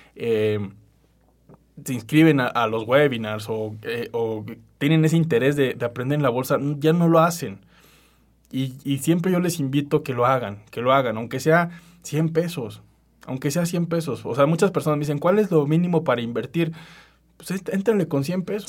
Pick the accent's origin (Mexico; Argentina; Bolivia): Mexico; en México